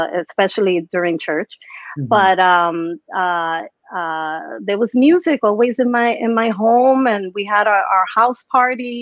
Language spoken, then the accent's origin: English; New York City, New York, United States; I'm Puerto Rican. My parents are Puerto Rican. And I was born and raised in the Bronx